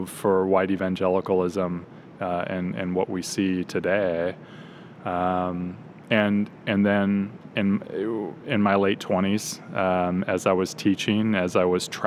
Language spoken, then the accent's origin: English; Orange County, Southern California, United States; also born or lived in Kansas; I'm a Southern California native. I grew up in Orange County, which is about an hour south of LA in the suburbs.